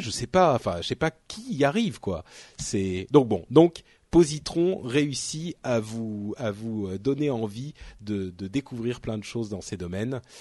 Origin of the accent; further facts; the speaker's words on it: France; en tant que Français